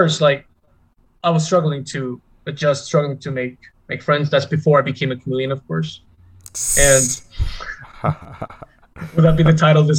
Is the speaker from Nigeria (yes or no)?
yes; Nigeria; first language Korean; English is a second language; also born or lived in Korea; well, I was born in Korea, first of all. So I lived there until I was six, and then I moved to Nigeria.